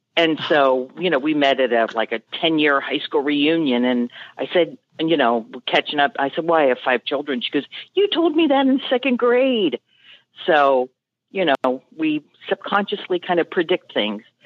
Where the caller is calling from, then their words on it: Mason, Ohio, United States; I'm calling from Mason, Ohio, which is just very north of Cincinnati